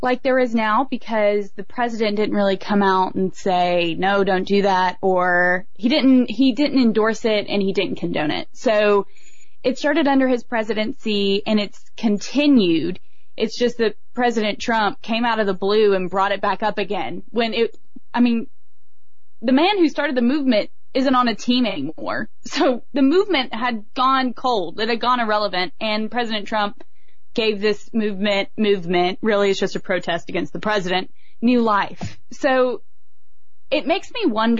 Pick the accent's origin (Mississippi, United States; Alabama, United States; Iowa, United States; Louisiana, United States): Alabama, United States; Dothan; I was born in Dothan, Alabama